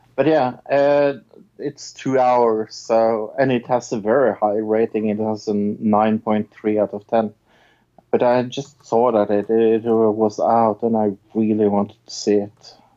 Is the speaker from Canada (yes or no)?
no; Norway; I'm from Norway